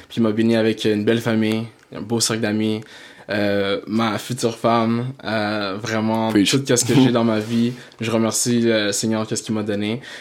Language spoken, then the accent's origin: French; Blainville, Quebec, Canada; also born or lived in Montreal / Saint-Jérôme / South Shore (Montreal) / Toronto; je suis né à Montréal, d'origine euh, d'origine haïtienne. haïtienne, je suis à Montréal. Euh, j'ai grandi aussi à Blainville